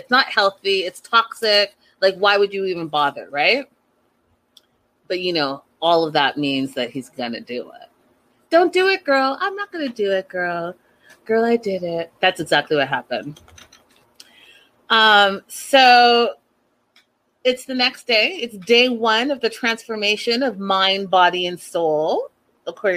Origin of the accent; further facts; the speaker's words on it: Canada; growing up in Canada